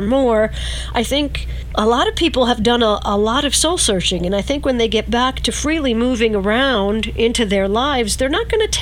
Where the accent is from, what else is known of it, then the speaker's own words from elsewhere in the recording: Verplanck, New York, United States; my hometown of Verplank